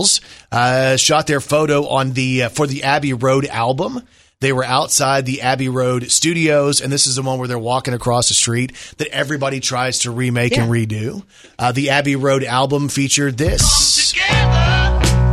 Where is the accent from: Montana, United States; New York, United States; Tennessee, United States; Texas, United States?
Texas, United States; also born or lived in Plano; now in Arkansas, United States; I'm a Texas kid, so I was raised around Whataburger